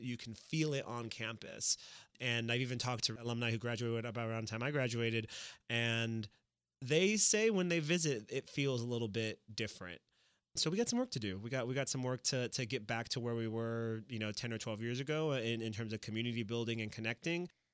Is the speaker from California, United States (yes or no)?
no; Miami, Florida, United States; from Miami, I was born in Miami.